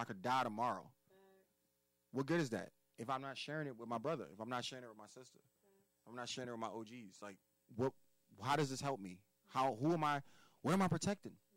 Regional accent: United States; We are American born Africans

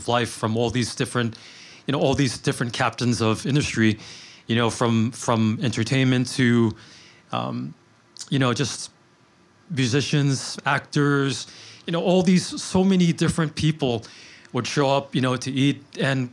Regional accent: New York City, New York, United States; I grew up in Queens

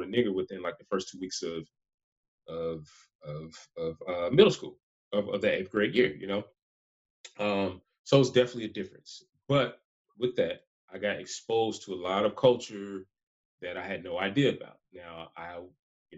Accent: College Park, Georgia, United States; also born or lived in Gwinnett County, Georgia; I grew up in Southside, ATL, College Park, before it was called South Fulton

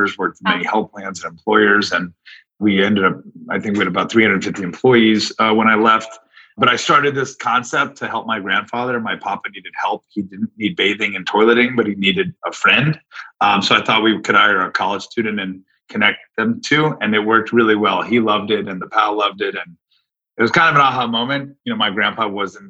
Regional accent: South Florida, United States; I grew up in South Florida

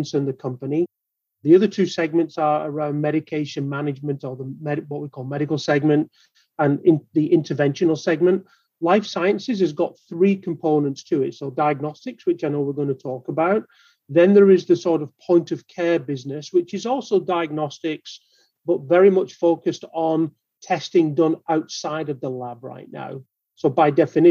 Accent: Manchester, North West England, United Kingdom; moved away as an adult; now in Baltimore, United States; I'm here in Baltimore, Maryland now, but you'll detect from my accent that I'm not a native Baltimorean. Right? So I'm from Manchester in the UK

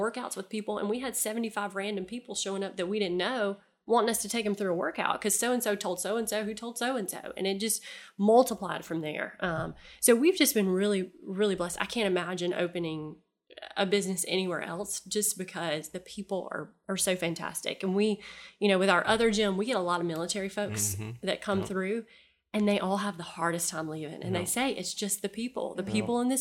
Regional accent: Headland, Alabama, United States; I grew up in Headland

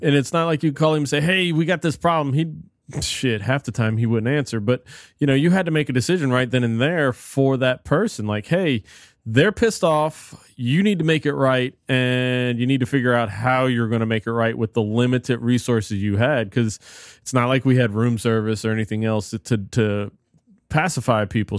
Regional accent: South Louisiana, United States; also born or lived in New Orleans / Morgan City; growing up in South Louisiana

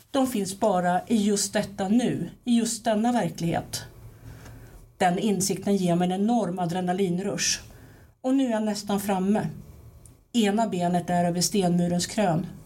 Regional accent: Timmernabben, Kalmar County, Sweden; alltså det är nere i Timmernabben, alltså där jag växte upp, min, min pappas barndomshem.

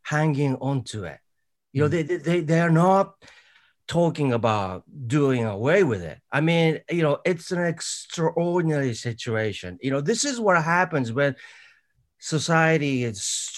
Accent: Japan; I grew up in Japan

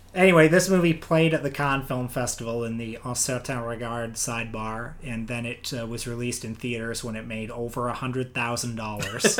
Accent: United States; we as an American people

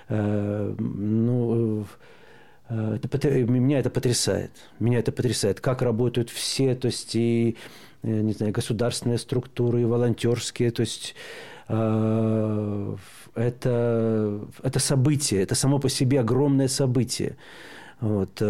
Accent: Belarus; Э, вот мы, белорусы, говорим, если бы когда у нас в 2020 году, когда нас прессовали

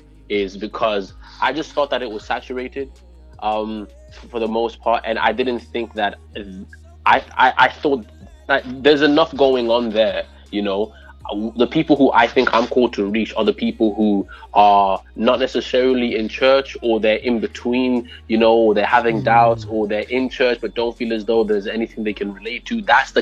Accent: Wolverhampton, West Midlands, United Kingdom; But the accent, I remember growing up in Wolverhampton and I used to hear the accent.

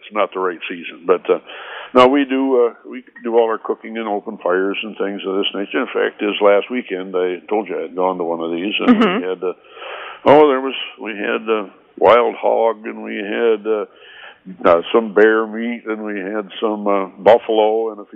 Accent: Sparta, Michigan, United States; also born or lived in Grand Rapids, Michigan; I've lived here in Sparta area all my life

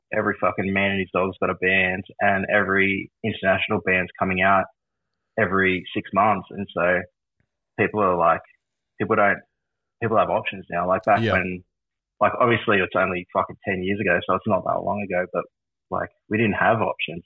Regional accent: Wollongong, New South Wales, Australia; I grew up in Wollongong

